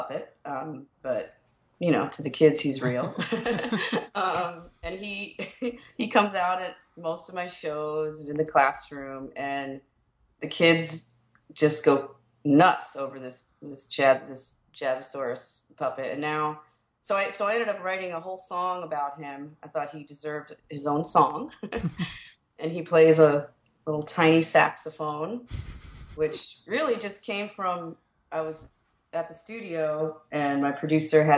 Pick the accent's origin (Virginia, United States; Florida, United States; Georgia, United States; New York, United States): New York, United States; moved away as an adult; now in Chicago, United States; even though I grew up in New York